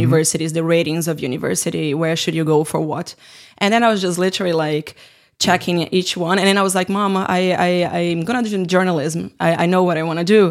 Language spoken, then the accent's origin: English; Brazil; moved away as an adult; now in Finland; I was working with games in, in my hometown in Brazil